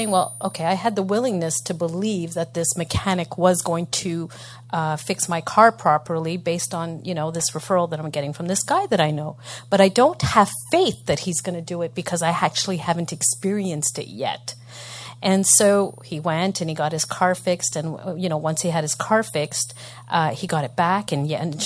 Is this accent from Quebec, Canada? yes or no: yes; Montreal, Quebec, Canada; I'm from Montreal